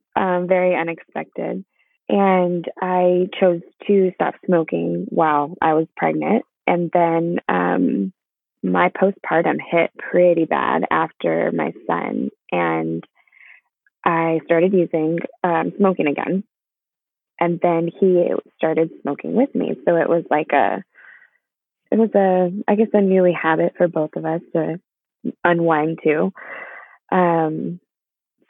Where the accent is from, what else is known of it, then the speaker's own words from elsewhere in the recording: Inland Empire, California, United States; I am from the Inland Empire in California.